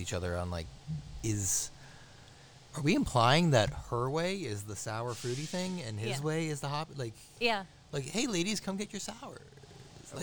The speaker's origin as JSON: {"language": "English", "region": "upstate New York", "country": "United States", "said": "upstate New York"}